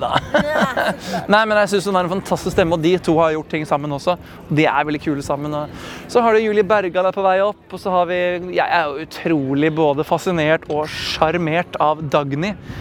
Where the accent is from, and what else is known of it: Norway